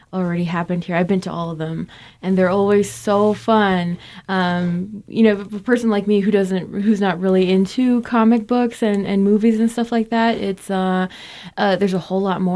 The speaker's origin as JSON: {"language": "English", "town": "Crownpoint", "region": "New Mexico", "country": "United States", "tie": "born or raised there", "said": "Crown Point, New Mexico, which is my hometown"}